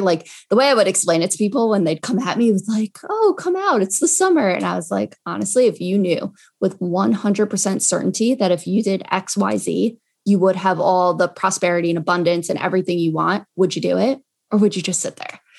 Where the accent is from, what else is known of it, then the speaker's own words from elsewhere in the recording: Long Island, New York, United States; also born or lived in Binghamton, New York; I'm from Long Island